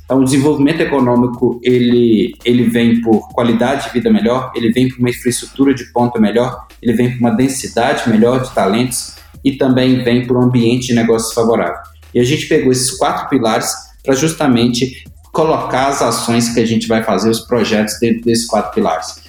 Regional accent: Itabira, Minas Gerais, Brazil; Eu sou de Itabira, uma cidade que hoje a Vale faz 80 anos

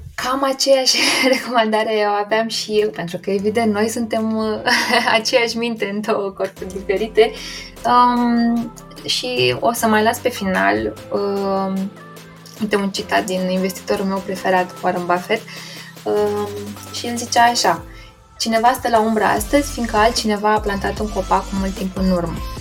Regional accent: Romania; nici nu prea aveam noi ca și români acces la foarte mulți brokeri

